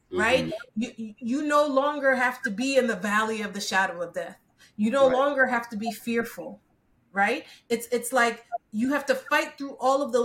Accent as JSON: {"language": "English", "town": "Newark", "region": "New Jersey", "country": "United States", "tie": "born or raised there", "also_born_or_lived": "Bronx, New York / St. Vincent (parents) / Antigua (parents)", "said": "I think I was about 1 or so when we decided to move over to Newark, New Jersey"}